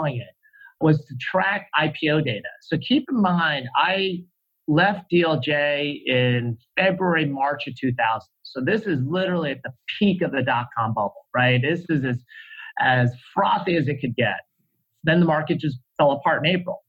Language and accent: English; New Jersey, United States; moved away as an adult; also born or lived in South Korea; now in California, United States; I grew up in New Jersey